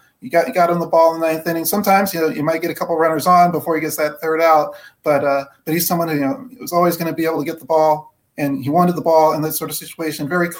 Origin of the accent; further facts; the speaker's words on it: Waukegan, Illinois, United States; moved away; I'm from Waukegan, so I got a chance to go back on up, say hello to my family for a quick second, then came on back.